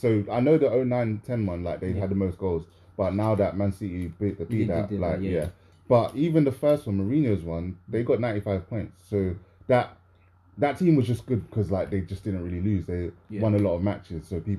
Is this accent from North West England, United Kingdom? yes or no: no; London, United Kingdom; we're coming from London